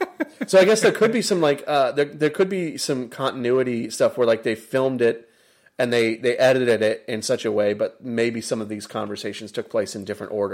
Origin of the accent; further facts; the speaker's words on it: United States; being an American